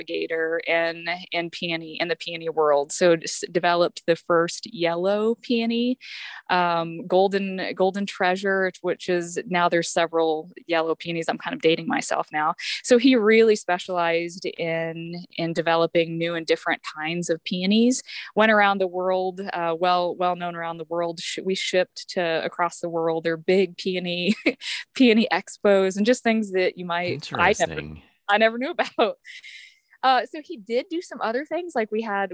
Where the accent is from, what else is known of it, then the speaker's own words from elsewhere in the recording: Ravenwood, Missouri, United States; So I grew up in Ravenwood, Missouri. It's a very rural town in Northwest Missouri, a town of about 400 people